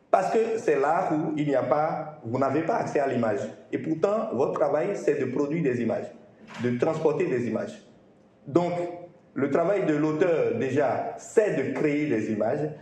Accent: Benin; je suis béninois

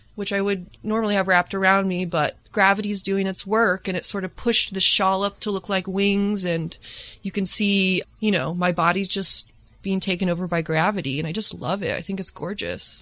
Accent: Lafayette, Indiana, United States; moved away as an adult; also born or lived in Bloomington, Indiana; now in Chicago, United States; I grew up in Lafayette, Indiana, which is kind of a small pharmaceutical town

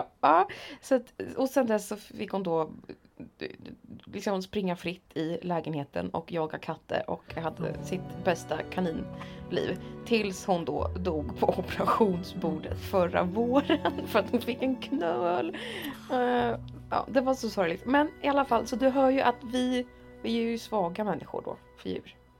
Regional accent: Motala, Östergötland, Sweden; moved away; Åkte hem till mamma där jag då sov eftersom jag var hemma i Motala

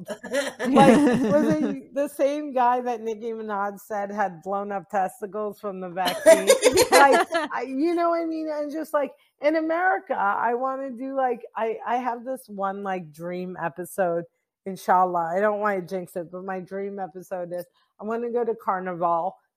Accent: New Jersey, United States; I'm from New Jersey and our tongues are like legendary

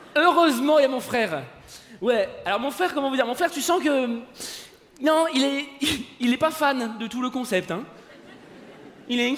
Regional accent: France; je suis français

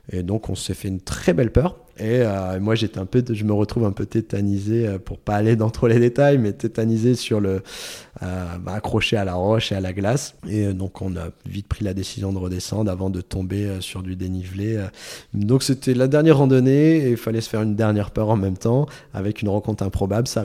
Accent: France; au bout de deux minutes on se rend compte qu'on est français tous les deux.

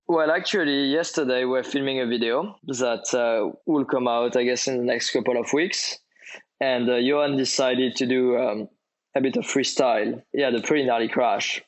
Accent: French Riviera, Provence-Alpes-Côte d'Azur, France; I grew up on the French Riviera

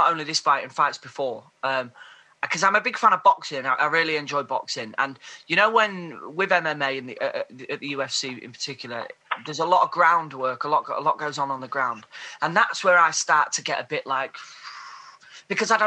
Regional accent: Grimsby, Yorkshire and the Humber, United Kingdom; I'm from Grimsby

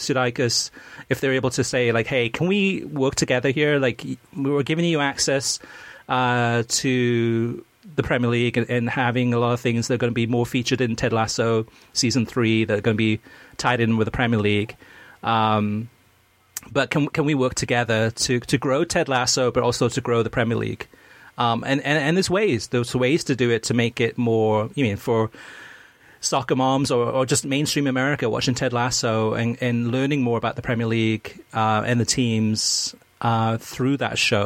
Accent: Wales, United Kingdom; now in United States; I was born in Wales, grew up in Wales. I mean, lived in the United States now for almost 40 years.

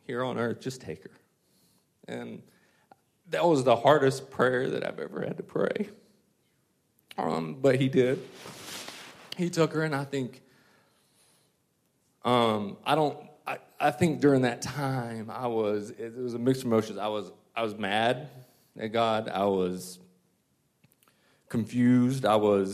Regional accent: Westminster, South Carolina, United States; I grew up near Clemson in Westminster, South Carolina, right outside

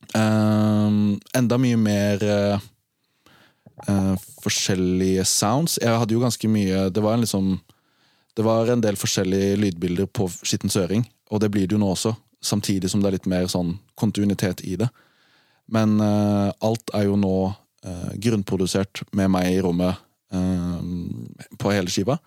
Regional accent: Arendal, Agder, Norway; Jeg er fra Arendal

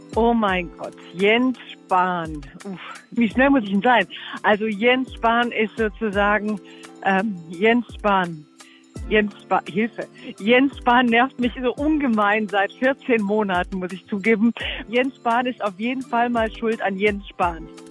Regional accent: Dalmatia, Croatia; die Dalmatiner, da wo ich herkomme, sind sozusagen die schimpfendsten Kroaten Kroatiens

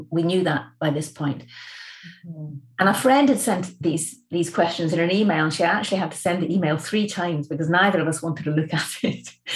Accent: the Highlands of Scotland, United Kingdom; I'm from the Highlands of Scotland.

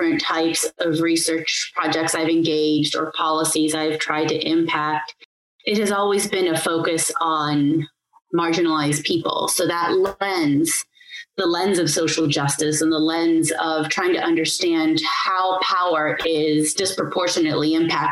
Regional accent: United States; moved away; I hail from America and that's where I studied urban planning

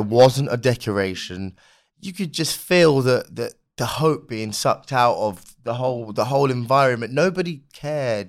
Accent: London, United Kingdom; a young black kid growing up in London

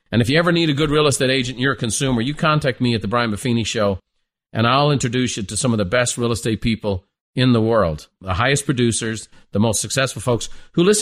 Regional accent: Ireland; Well, I'm Irish with an Italian last name, so I'm very familiar with both.

